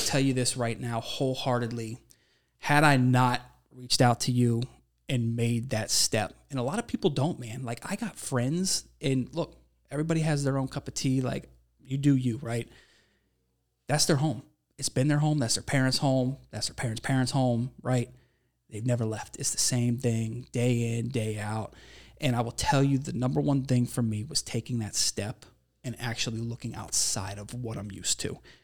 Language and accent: English; Ohio, United States; moved away as an adult; also born or lived in Minnesota; I'm from Ohio